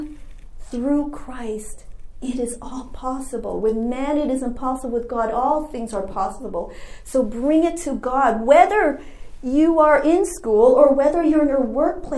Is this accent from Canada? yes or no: yes; Canada; moved away as an adult; now in United States; I'm an international student, I'm from Canada